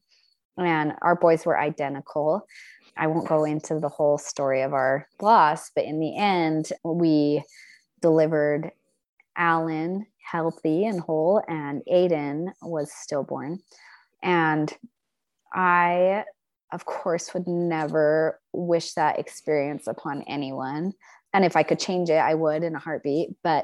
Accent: Logan, Utah, United States; also born or lived in Mexico / India / Paris, France; now in southern Utah, United States; So I am from Logan, Utah, originally. We've spent a lot of time all over the world. And so I've lived in Mexico and India and Paris, France. And my husband and I have spent the last several years in Southern Utah.

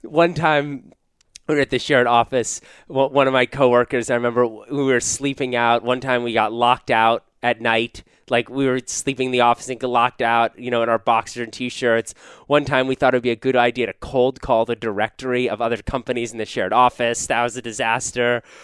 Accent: Washington, District of Columbia, United States; moved away as an adult; also born or lived in Wisconsin; I grew up in Washington, D C

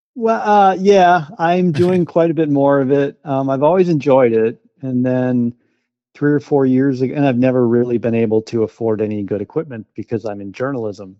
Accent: Wausau, Wisconsin, United States; also born or lived in West Bend, Wisconsin / Door County, Wisconsin; went back to my hometown in Wausau

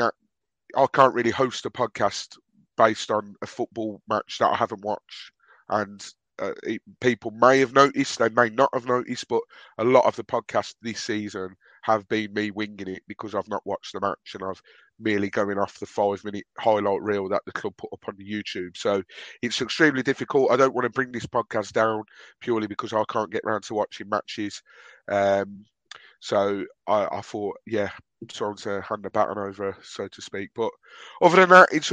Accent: Birmingham, West Midlands, United Kingdom; accent: Brummie; my Brummie accent

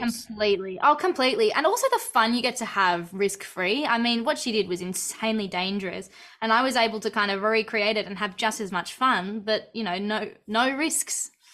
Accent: Australia; born or raised there

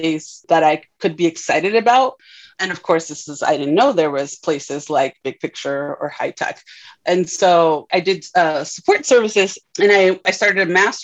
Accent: Tijuana, Baja California, Mexico; now in United States; I am Mexican. So I grew up in Tijuana, very proud of being from Tijuana. And of course, then that makes me an immigrant to the US

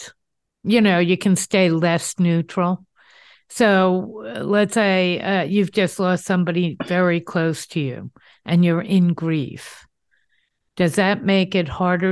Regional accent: United States; We are American.

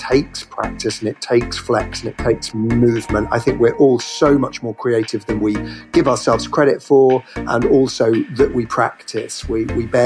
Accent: Norfolk, East of England, United Kingdom; also born or lived in Cornwall; now in London, United Kingdom; I was born in the west and then grew up way over in the east in Norfolk, UK

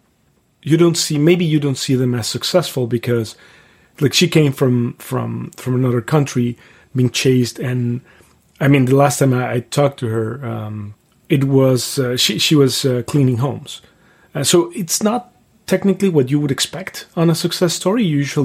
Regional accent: Mexico City, Mexico; English is a second language; It was fun. Like, I was born in 78. You know how old I am now. But so I was born in 78. So I would say my childhood happened in the 80s. So the 80s... Mexico City was not the Mexico City that we have now.

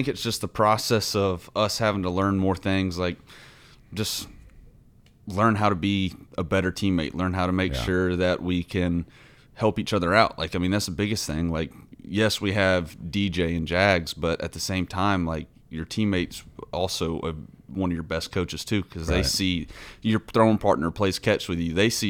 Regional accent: Huntsville, Alabama, United States; moved away; Huntsville, Alabama.

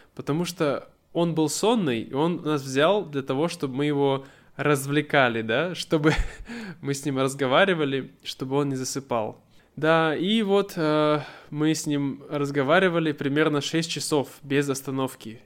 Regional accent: Siberia, Russia; я из Сибири, и мы очень быстро говорим в Сибири

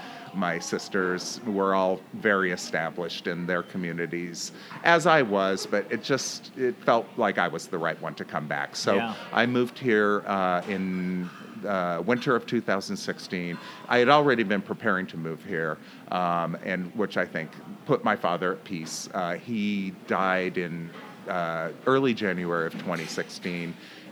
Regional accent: Pacific Northwest, United States; Well, my parents, we grew up in the Northwest, and my parents lived in Portland until about, I want to say, the late 80s.

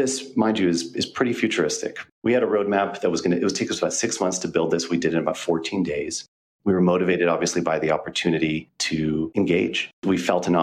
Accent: United States; I arrived there on the eve of the Second Iraq War in a predominantly Muslim city as an American

